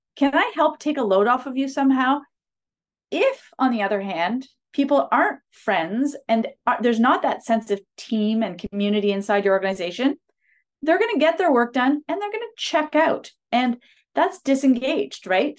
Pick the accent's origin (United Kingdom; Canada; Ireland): Canada; a city about four hours north of Toronto, Ontario; moved away as an adult; now in Toronto, Canada; grew up in a city s, about four hours north of Toronto